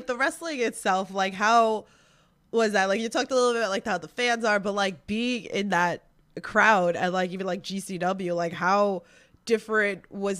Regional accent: New York, United States; I'm a New Yorker.

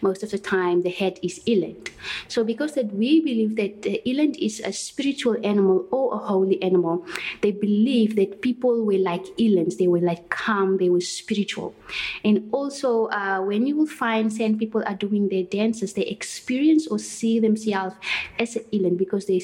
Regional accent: Port Elizabeth, Eastern Cape, South Africa; first language Kwedam; English is a second language; also born or lived in Schmidtsdrift, Northern Cape / Platfontein, Northern Cape; now in Kwatu, South Africa; Actually, I was born in Smithsriff near Douglas, but most of my life I was spending with my parents in a farm in Port Elizabeth.

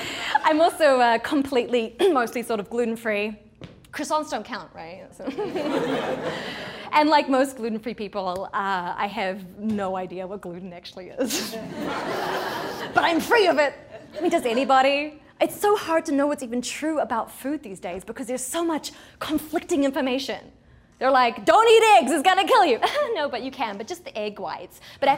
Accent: New Zealand; now in United States; I grew up in New Zealand, a small country at the bottom of the world.

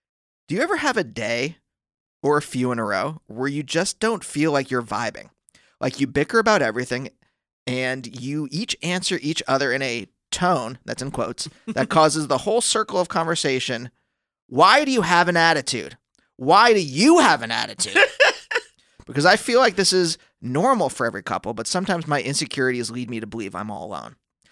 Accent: Pennsylvania, United States; now in Los Angeles, United States; I'm from Pennsylvania.

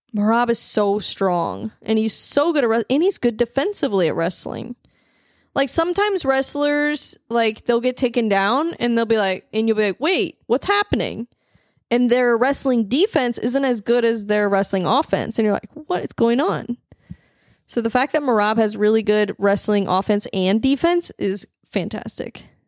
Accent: St. Louis, Missouri, United States; I'm from the Midwest

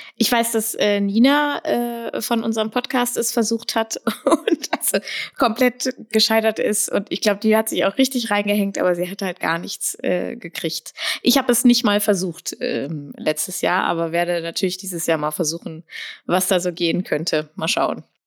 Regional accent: Braunschweig, Lower Saxony, Germany; Ich bin in Braunschweig aufgewachsen

